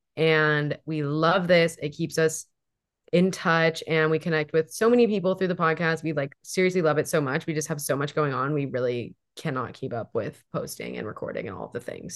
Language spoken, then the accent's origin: English; Hawaii, United States; now in Seattle, United States; I grew up in Hawaii.